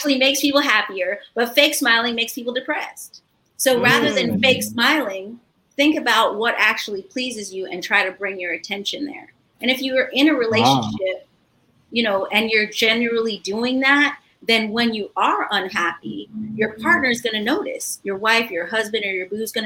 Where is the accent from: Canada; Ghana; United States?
Ghana; moved away; I grew up in Ghana as a child, and that's my cultural home